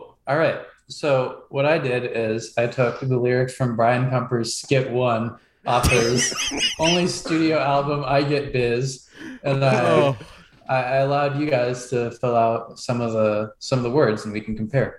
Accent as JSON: {"language": "English", "region": "Oregon", "country": "United States", "said": "I'm from Oregon. I went to Oregon State."}